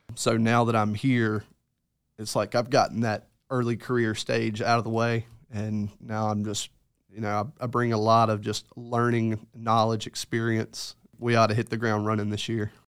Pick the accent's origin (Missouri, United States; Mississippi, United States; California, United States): Mississippi, United States; Greenville; I'm originally from Greenville, Mississippi. I graduated high school at Deer Creek